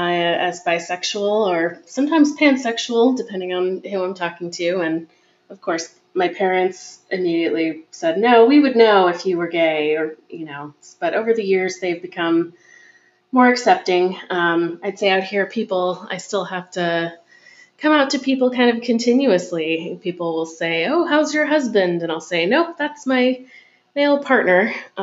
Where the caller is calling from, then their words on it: Pennsylvania, United States; Hey, this is … in Central Pennsylvania, recording my coming